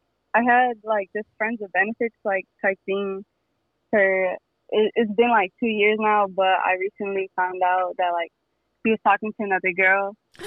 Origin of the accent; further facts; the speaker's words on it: Chicago, Illinois, United States; I'm from Chicago. I'm 19.